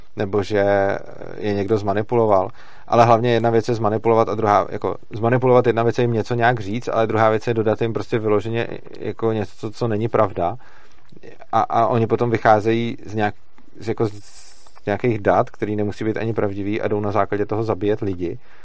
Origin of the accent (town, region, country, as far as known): Czechia